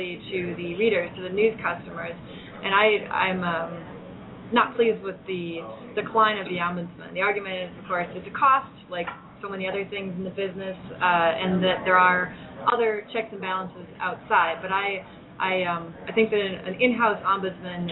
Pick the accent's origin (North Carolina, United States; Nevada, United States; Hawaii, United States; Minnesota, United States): Minnesota, United States; My home state of Minnesota